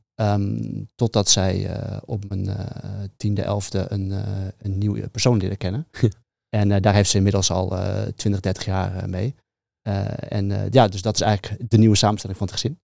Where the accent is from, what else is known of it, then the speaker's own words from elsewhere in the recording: near Leeuwarden, Friesland, Netherlands; maar wel daar mijn hele jeugd eh, getoefd inderdaad. Um, klein dorpje naast Leeuwarden geboren.